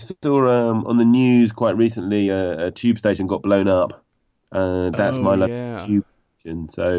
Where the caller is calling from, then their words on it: London, United Kingdom; I'm in London, West London.